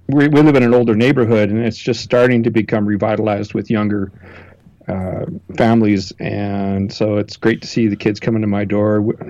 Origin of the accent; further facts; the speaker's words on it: Watrous, Saskatchewan, Canada; I grew up around the town of Watrous.